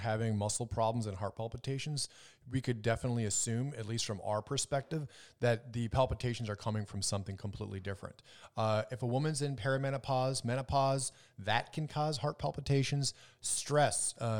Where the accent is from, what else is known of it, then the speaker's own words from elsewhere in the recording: Minnesota, United States; I'm originally from Minnesota, Wisconsin area, and 40 degrees in the wintertime is, there wouldn't be any snow.